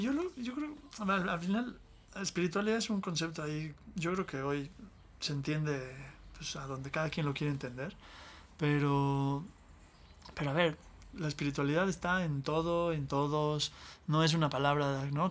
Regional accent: Mexico City, Mexico; yo crecí en la Ciudad de México

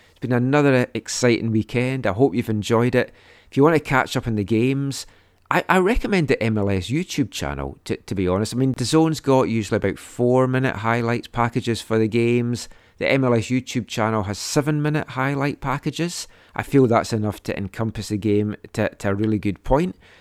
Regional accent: Scotland, United Kingdom; now in Canada; when I was growing up in Scotland in the seventies

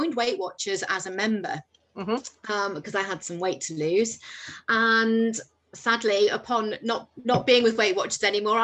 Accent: Isle of Man; moved away as an adult; now in England; I'm from the Isle of Man.

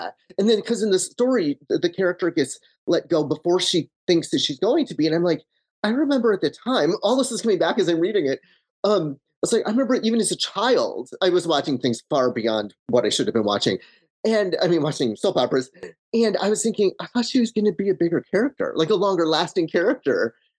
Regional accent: Manchester, Michigan, United States; Yeah, I'm from Manchester, Michigan, which is, I grew up on a dirt road, really far in the country.

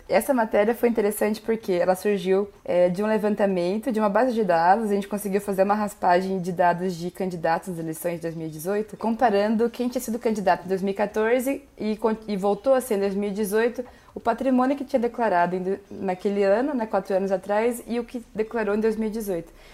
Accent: Marília, São Paulo, Brazil; moved away as an adult; also born or lived in Curitiba, Brazil; now in Brasília, Brazil; eu saí de Marília e fui para Curitiba

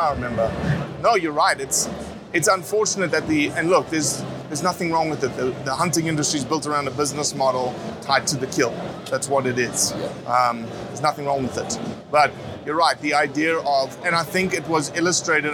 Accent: Johannesburg, Gauteng, South Africa; also born or lived in Mozambique; now in United States; where I was raised in South Africa and Mozambique. Uh, I lived in a town, Johannesburg

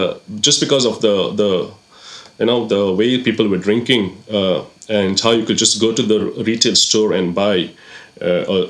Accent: Goa, India; moved away as an adult; also born or lived in Middle East; now in England; I'm born and brought up in Goa.

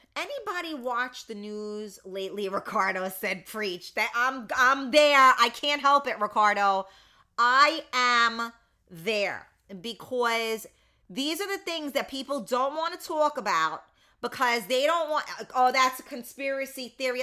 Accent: United States; I am an American

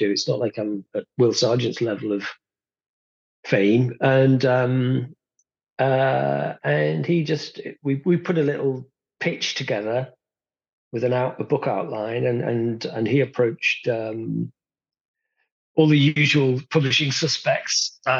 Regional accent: Rotherham, Yorkshire and the Humber, United Kingdom; born there; I was born in 1963 in Rotherham.

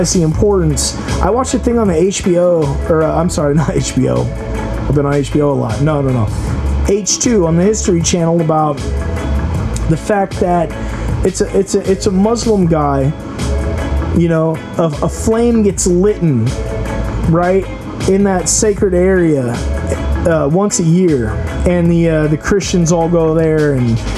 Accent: United States; I'm an American

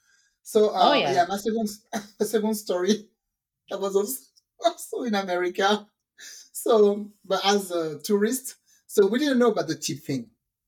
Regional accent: Texas, United States; I'm sorry. I'm from Texas.

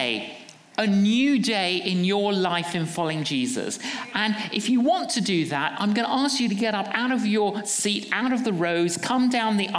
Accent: London, United Kingdom; we're from London

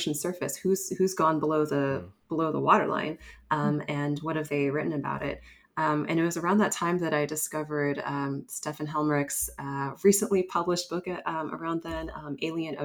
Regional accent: California, United States; I'm originally from California.

